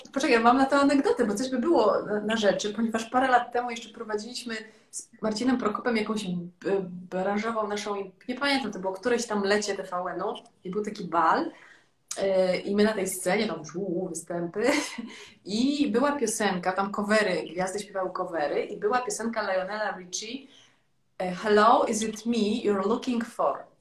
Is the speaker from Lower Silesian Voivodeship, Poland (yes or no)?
yes; Legnica, Lower Silesian Voivodeship, Poland; moved away; która właśnie jest cały czas … z Legnicy